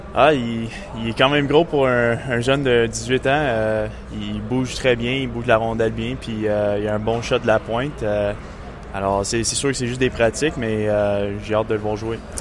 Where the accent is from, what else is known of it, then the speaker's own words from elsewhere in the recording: Montreal, Quebec, Canada; Puis c'est aussi ma ville natale.